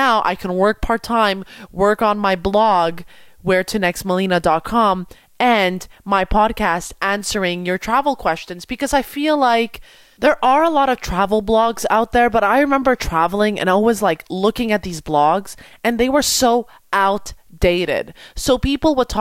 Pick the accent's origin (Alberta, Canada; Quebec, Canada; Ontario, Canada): Quebec, Canada; Montreal; I want to go back to Montreal and work in my city.